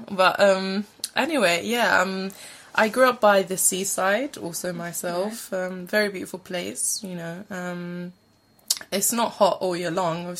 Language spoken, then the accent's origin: English; Alexandroupolis, East Macedonia and Thrace, Greece; moved away as an adult; now in London, United Kingdom; I am from Greece, and I'm from a place called Alexandroupolis.